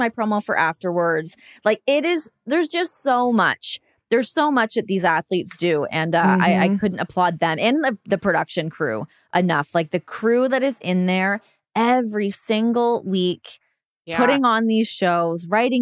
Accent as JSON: {"language": "English", "country": "Canada", "moved": "as an adult", "lives_now": "United States"}